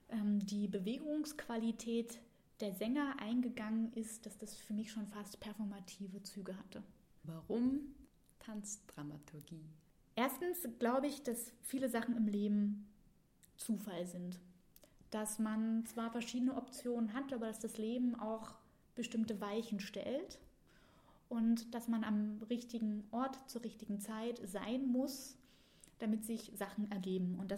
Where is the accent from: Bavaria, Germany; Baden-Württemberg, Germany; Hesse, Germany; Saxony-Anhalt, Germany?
Saxony-Anhalt, Germany; ich komme aus Sachsen-Anhalt. Das ist ungefähr Mitteldeutschland im Osten in der Nähe von Dessau, Magdeburg und Halle.